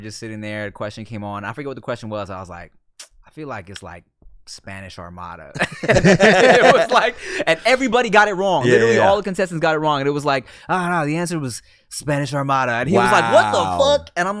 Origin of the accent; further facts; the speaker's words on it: Thailand; like when Thai people find out that I'm Thai, they're like mind blown because everyone kind of thinks I'm Filipino.